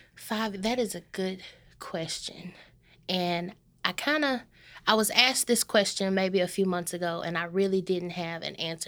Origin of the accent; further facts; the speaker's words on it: Corsicana, Texas, United States; I am born and raised in Corsicana.